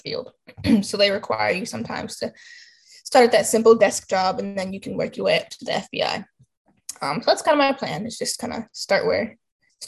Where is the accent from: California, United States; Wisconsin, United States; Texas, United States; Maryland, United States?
Maryland, United States; Baltimore; I'm from Baltimore, Maryland